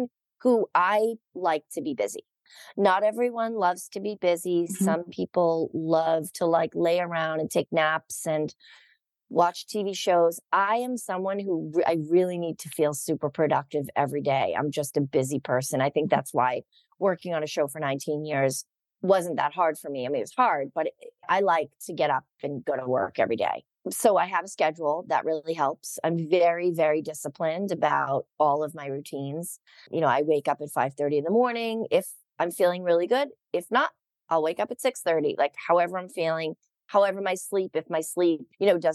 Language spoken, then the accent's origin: English; Boston, Massachusetts, United States; moved away as an adult; now in Los Angeles, United States; I grew up in Massachusetts